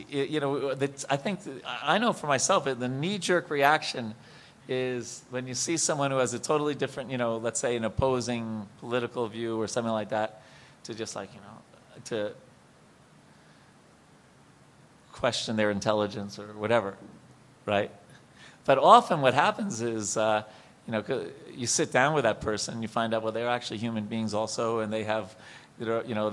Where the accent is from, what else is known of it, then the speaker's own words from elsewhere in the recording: Long Island, New York, United States; I'm from Long Island, New York